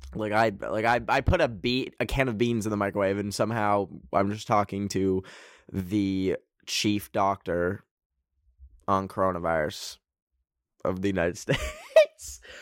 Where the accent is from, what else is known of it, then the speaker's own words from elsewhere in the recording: Canada; I am Canadian